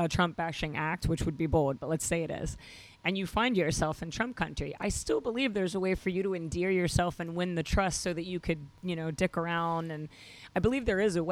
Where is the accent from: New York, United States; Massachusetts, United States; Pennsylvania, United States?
New York, United States; as a New Yorker